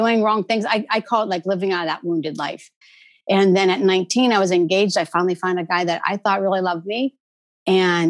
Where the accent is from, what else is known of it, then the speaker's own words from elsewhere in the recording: East Coast, United States; we're from the East Coast